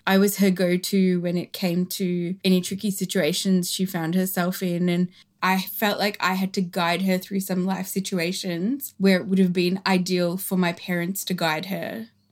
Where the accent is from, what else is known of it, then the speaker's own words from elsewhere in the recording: Australia; the Australian culture that us and our siblings grew up